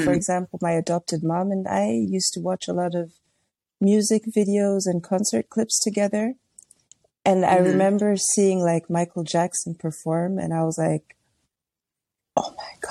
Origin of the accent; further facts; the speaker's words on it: Tanzania; I grew up in Tanzania